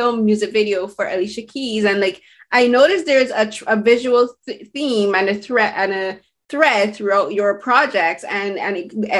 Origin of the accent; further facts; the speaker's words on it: Barbados; I'm from the Caribbean, as you, like, we both have shared that similarity, but I'm from Barbados